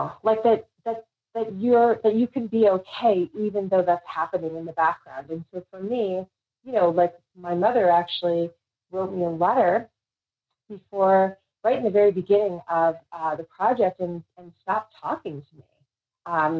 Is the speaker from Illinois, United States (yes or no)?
no; New York City, New York, United States; where I grew up in the Bronx